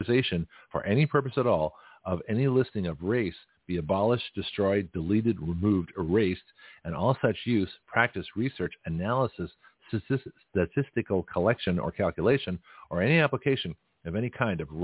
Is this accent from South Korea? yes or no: no; Canada; now in United States; I'm a Canadian American. I was born in Canada